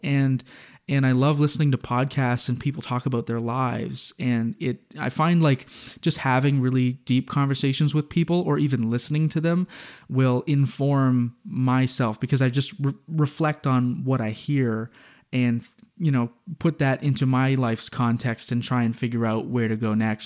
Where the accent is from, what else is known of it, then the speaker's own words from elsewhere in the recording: New Brunswick, Canada; I'm from New Brunswick